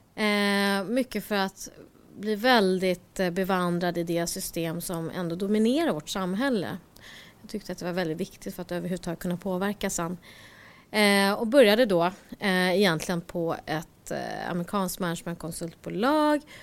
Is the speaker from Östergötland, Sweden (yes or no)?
no; Stockholm, Stockholm County, Sweden; jag föddes i Rinkeby